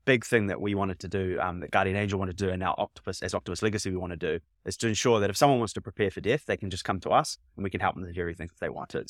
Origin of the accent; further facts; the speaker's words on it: New Zealand; now in United Kingdom; I'm from New Zealand